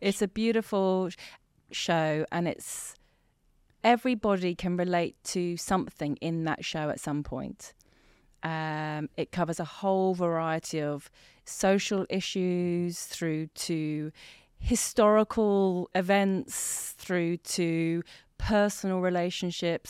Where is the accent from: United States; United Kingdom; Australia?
United Kingdom; Hampshire, South East England; also born or lived in Tehran, Iran; in Hampshire. Mm-hmm. And then, um, that's where we were for ten years